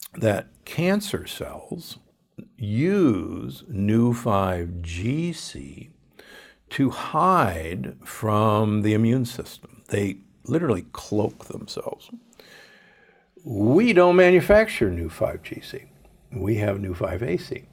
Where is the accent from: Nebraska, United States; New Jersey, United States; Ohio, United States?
Nebraska, United States; Omaha; I grew up in Omaha.